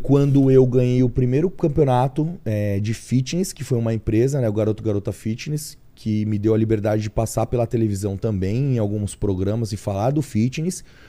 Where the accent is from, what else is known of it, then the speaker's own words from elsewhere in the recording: São Paulo, Brazil; eu nasci realmente aqui em São Paulo mesmo, São Paulo capital. E num, num bairro do Imirim, Cachoeirinha, meio que na região da Zona Norte mesmo